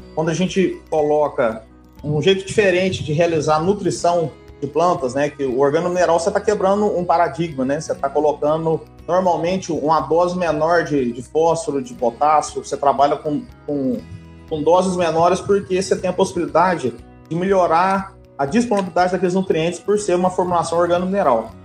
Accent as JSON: {"language": "Portuguese", "town": "Três Pontas", "region": "Minas Gerais", "country": "Brazil", "also_born_or_lived": "Formosa, Goiás", "said": "eu sou mineiro, né, sou aqui de Três Pontas, no sul de Minas"}